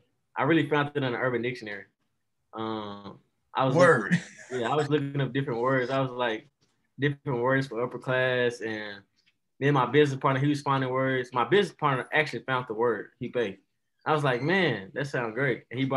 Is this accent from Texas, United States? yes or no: yes; Dallas, Texas, United States; also born or lived in Nashville; Actually, I'm from Dallas, Texas, but I have moved around. I lived in Nashville, Tennessee for a minute for 8 years, and then I moved back to Dallas to finish up high schoo